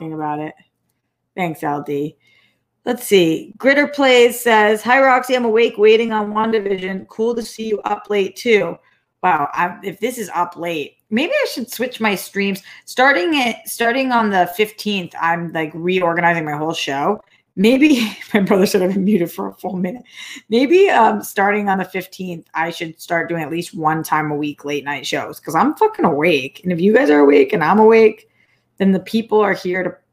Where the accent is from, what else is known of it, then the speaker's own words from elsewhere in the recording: Newton, Massachusetts, United States; moved away as an adult; also born or lived in Boston, Massachusetts; now in Los Angeles, United States; I moved from LA to Boston to Newton when I was a kid